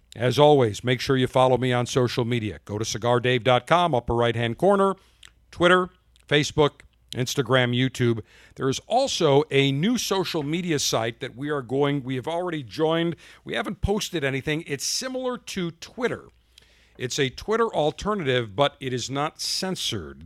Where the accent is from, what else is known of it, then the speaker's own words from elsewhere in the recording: Buffalo, New York, United States; moved away; also born or lived in Baltimore, Maryland; my hometown, Buffalo, New York